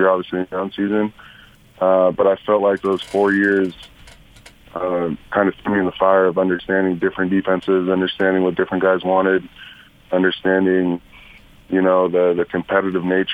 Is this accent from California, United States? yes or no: yes; Southern California, United States; growing up in Southern California and watching USC